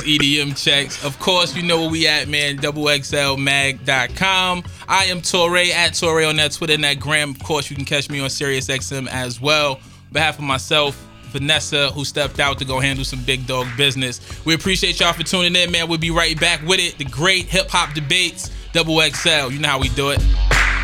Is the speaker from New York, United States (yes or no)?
yes; New York City, New York, United States; I grew up in Coney Island